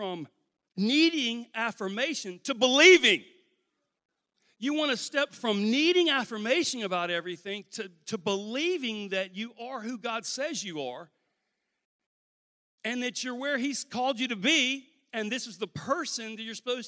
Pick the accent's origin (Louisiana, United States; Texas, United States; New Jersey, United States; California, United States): Louisiana, United States; I'm from Louisiana